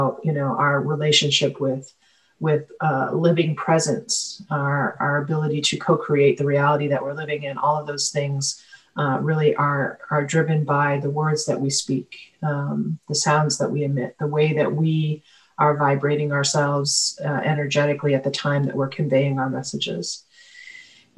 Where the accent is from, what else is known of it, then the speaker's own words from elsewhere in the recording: Penobscot Nation, Maine, United States; I'm from the Penobscot Nation